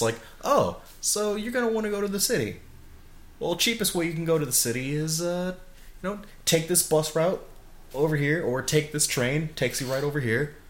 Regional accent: Chicago, Illinois, United States; moved away as an adult; now in Oregon, United States; I was from Chicago

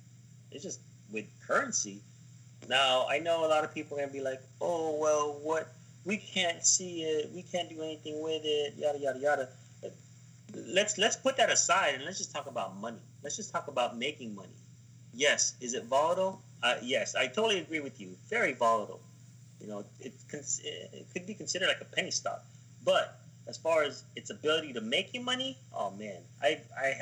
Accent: United States; We are, yes, Americans

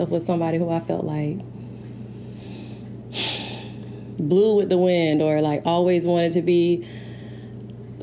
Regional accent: St. Petersburg, Florida, United States; I'm from St. Pete, Florida. Florida girl

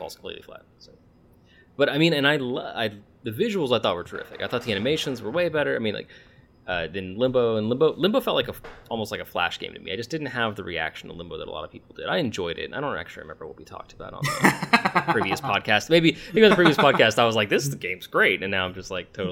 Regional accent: United States; we're Americans

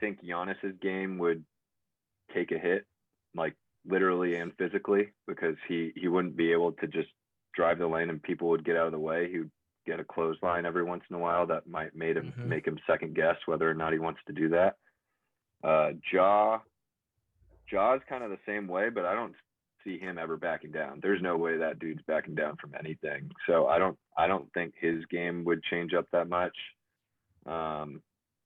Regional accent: Bay Area, California, United States; I'm from the Bay Area, so I'm a huge Warrior fan

